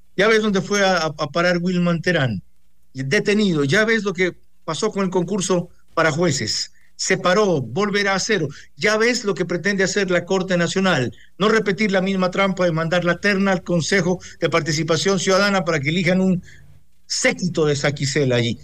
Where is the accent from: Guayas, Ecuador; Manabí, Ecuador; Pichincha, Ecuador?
Manabí, Ecuador; Bahía de Caráquez; mi tierra, en Bahía de Caracas, y en el cantón Sucre